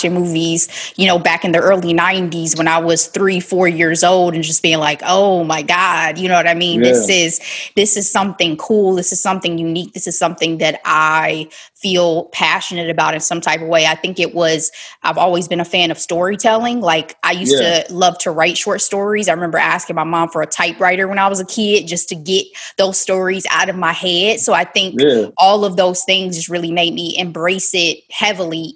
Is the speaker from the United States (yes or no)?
yes; Dayton, Ohio, United States; moved away; my hometown of Dayton, Ohio